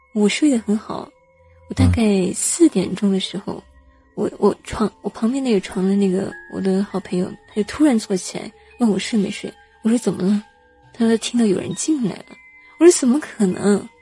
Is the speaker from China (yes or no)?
yes; Hunan, China; 我们， 湖南这边